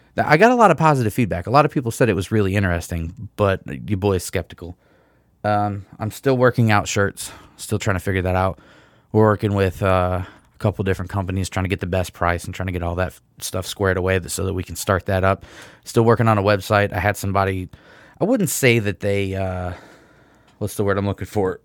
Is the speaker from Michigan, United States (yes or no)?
yes; Michigan, United States; I'm from Michigan